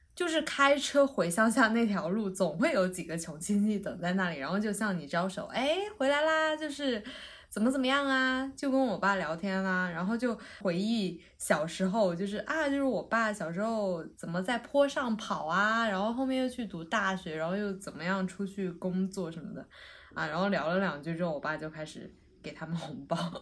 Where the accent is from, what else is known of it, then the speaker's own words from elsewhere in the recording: Sichuan, China; now in Beijing, China; 我是四川人嘛，所以我以前小时候老听我妈讲